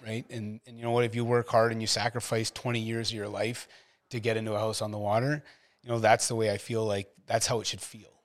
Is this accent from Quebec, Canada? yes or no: no; Ottawa, Ontario, Canada; moved away as an adult; I came from Ottawa